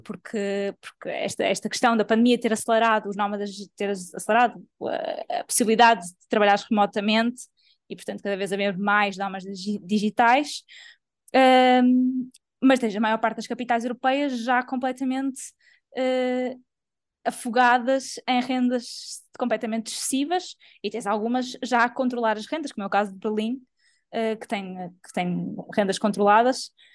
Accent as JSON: {"language": "Portuguese", "country": "Portugal", "said": "sou portuguesa e trabalho em Portugal"}